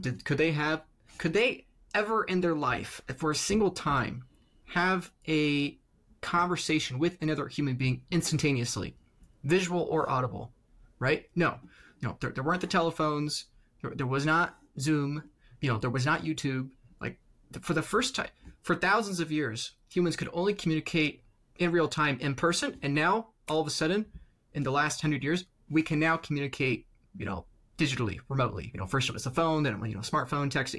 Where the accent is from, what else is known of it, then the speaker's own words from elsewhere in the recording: United States; I'm in the United States here, I'm an American